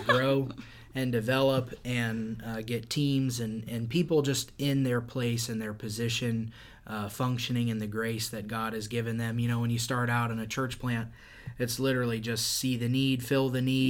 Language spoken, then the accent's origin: English; Indiana, United States; also born or lived in Florida; I'm from Indiana